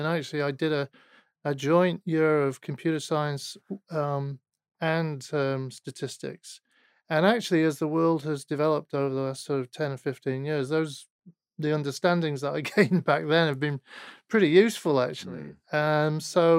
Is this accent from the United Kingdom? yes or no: yes; Manchester, North West England, United Kingdom; So I was born in Manchester.